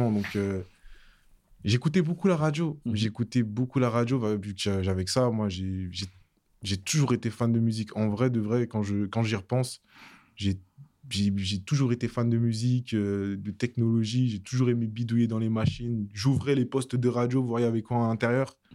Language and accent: French; Savigny-le-Temple, Île-de-France, France; also born or lived in Guadeloupe; J'ai grandi à Savigny-le-Temple